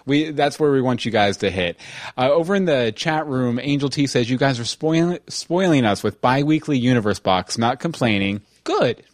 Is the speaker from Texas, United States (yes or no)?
yes; Texas, United States; I grew up in Texas